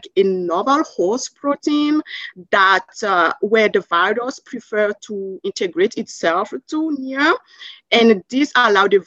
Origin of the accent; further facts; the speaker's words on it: Burkina Faso; English is a second language; moved away as an adult; also born or lived in Savannah, Georgia, United States / Canada; now in United States; I'm originally from Burkina Faso in Western Africa. So I did most of my primary and secondary school in Africa. And growing up there